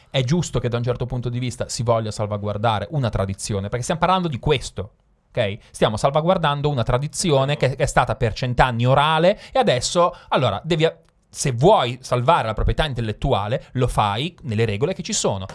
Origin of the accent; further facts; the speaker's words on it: Milan, Lombardy, Italy; Io sono milanese